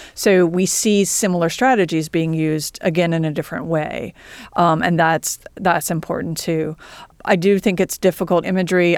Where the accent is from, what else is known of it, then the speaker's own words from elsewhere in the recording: Columbia, South Carolina, United States; I'm from Columbia, South Carolina